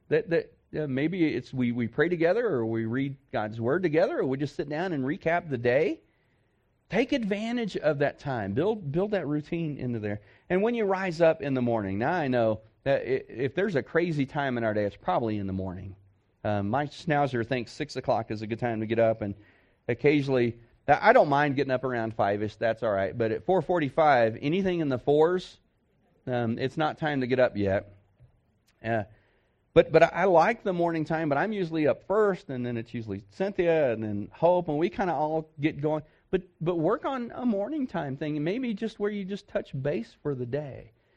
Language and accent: English; Texas, United States; I'm from Texas